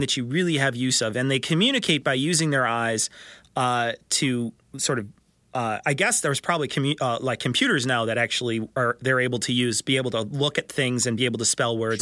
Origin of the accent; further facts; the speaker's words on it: Chicago, Illinois, United States; I'm from Chicago